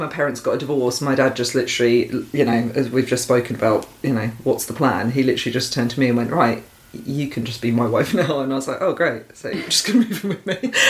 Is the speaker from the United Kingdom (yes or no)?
yes; Essex, East of England, United Kingdom; growing up in Essex